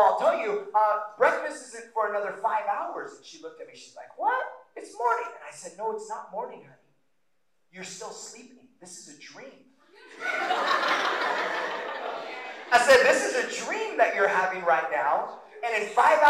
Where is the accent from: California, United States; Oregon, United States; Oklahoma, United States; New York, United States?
Oregon, United States; Roseburg; I grew up in Roseburg